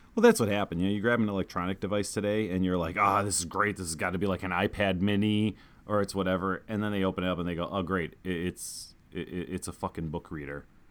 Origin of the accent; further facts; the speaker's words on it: Chicago, Illinois, United States; we're from Chicago